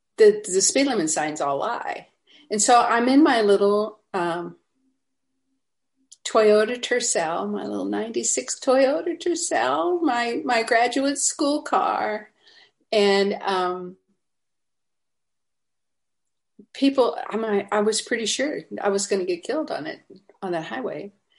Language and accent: English; Louisiana, United States; now in Atlanta, United States; so I moved to Atlanta from Louisiana, where we think that if there's two cars at the traffic light, we're in traffic.